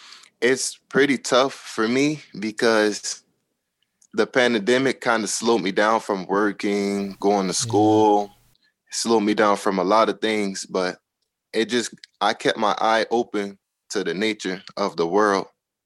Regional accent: Miami, Florida, United States; because I'm from Miami

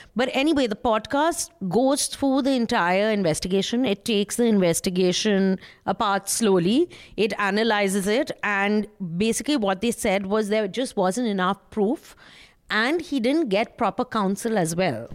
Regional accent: West Bengal, India; I'm from Bengal

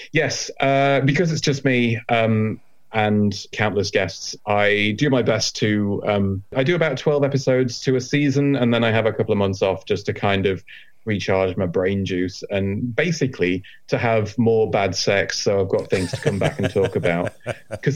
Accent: Yorkshire and the Humber, United Kingdom; I'm from Yorkshire

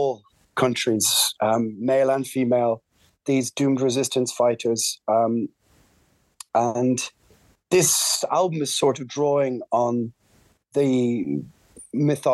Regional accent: Ireland; We're Irish

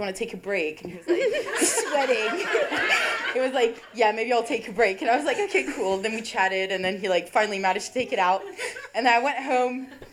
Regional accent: France; moved away as an adult; now in Leeds, United Kingdom; I'm French.

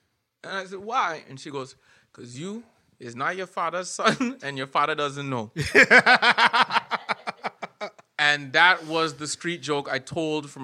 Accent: Scarborough, Ontario, Canada; moved away as an adult; now in Edmonton, Canada; I am in my hometown of Scarborough, Ontario

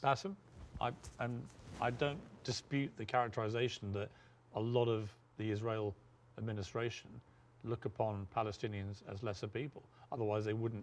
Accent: United Kingdom; moved away as an adult; now in United States; back in my home country of the UK

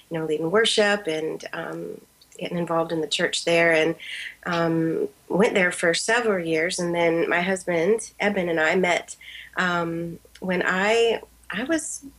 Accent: Columbus, Ohio, United States; I'm from Columbus, Ohio

